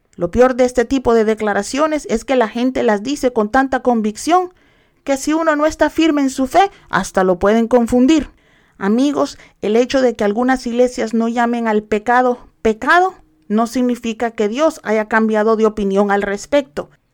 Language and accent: Spanish; El Salvador; yo soy salvadoreña, pero no celebro las fiestas paganas del Salvador